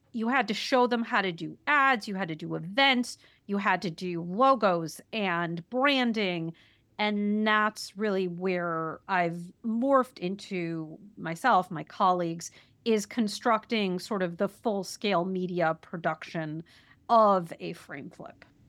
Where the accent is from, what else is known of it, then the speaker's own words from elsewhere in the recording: Wisconsin, United States; I'm from Wisconsin